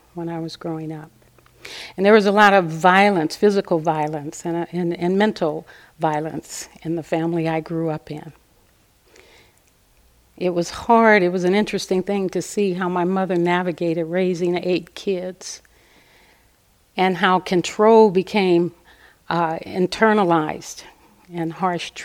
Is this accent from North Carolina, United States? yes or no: no; Los Angeles, California, United States; moved away as an adult; also born or lived in Pasadena, California / Altadena, California / Santa Cruz, California; I was raised in South Central Los Angeles.